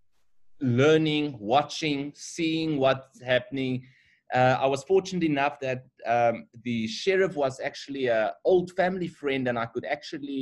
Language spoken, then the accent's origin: English; Bloemfontein, Free State, South Africa; moved away as an adult; now in Johannesburg, South Africa; We grew up in Bloemfontein. Both of us are from Bloemfontein